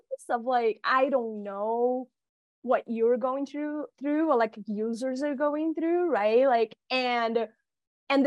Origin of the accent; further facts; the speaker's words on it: Rio de Janeiro, Brazil; I'm from Rio de Janeiro